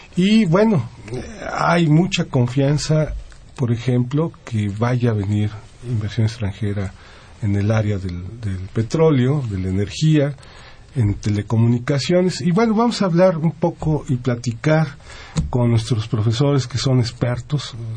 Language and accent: Spanish; Mexico; nosotros, como mexicanos